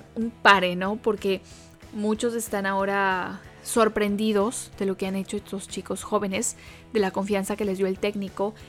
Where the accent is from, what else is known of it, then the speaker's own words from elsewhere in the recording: Ecuador; soy ecuatoriana